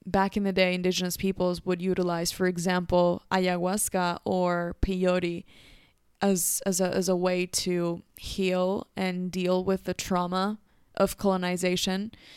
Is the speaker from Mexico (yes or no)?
yes; Mexico; Growing up in Mexico